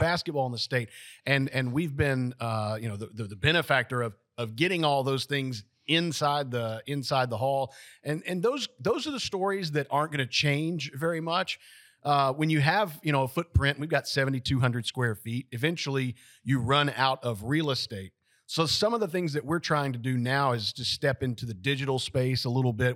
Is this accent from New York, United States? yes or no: no; Lewisburg, Tennessee, United States; I was born and raised, uh, in Lewisburg